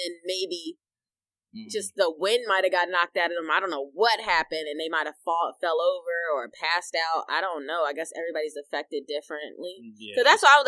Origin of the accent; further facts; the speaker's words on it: Iowa, United States; moved away; I was born in Iowa.